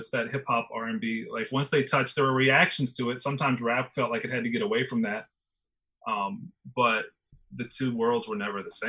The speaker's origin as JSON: {"language": "English", "region": "the South", "country": "United States", "tie": "born or raised there", "said": "I'm growing up in the South"}